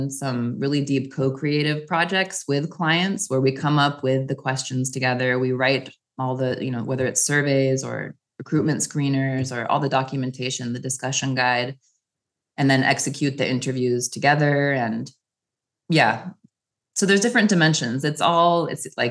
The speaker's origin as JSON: {"language": "English", "region": "Wyoming", "country": "United States", "tie": "born or raised there", "also_born_or_lived": "Japan / Europe", "moved": "as an adult", "lives_now": "Paris, France", "said": "growing up in Wyoming"}